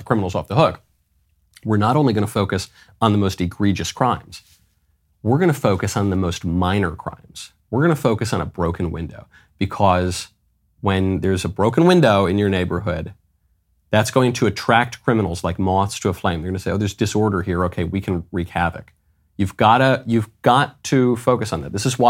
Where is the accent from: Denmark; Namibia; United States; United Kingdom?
United States; New York; also born or lived in Los Angeles; I grew up in New York. I grew up in LA.